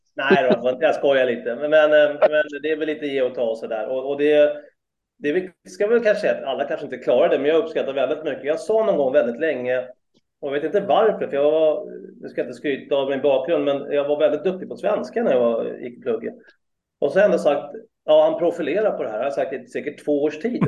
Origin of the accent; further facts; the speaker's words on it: Solna, Stockholm County, Sweden; moved away as an adult; now in Sigtuna, Sweden; Jag är uppväxt i Solna faktiskt första 30 åren